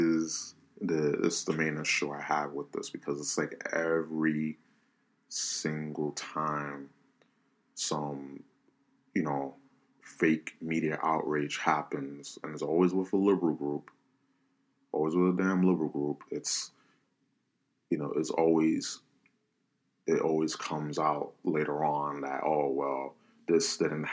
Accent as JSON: {"language": "English", "country": "United States", "said": "I'm Hispanic, you know, minority, Black Hispanic, you know, whatever. I'm an American first"}